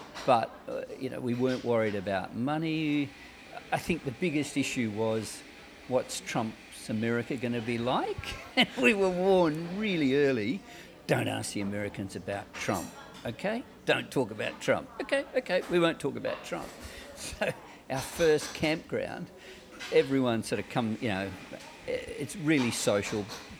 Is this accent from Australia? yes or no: yes; Australia; we're Australian. But she's different. She's South African Australian, and I'm Australian.